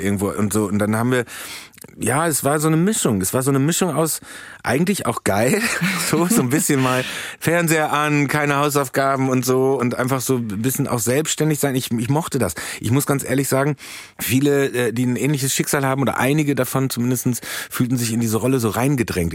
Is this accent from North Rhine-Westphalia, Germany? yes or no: yes; Soest, North Rhine-Westphalia, Germany; moved away; der kleine Dödel aus Soest